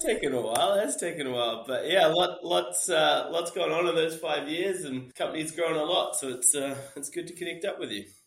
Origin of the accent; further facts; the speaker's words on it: New Zealand; moved away as an adult; also born or lived in England; I, am from New Zealand. Um, it's where, where, I was born and raised.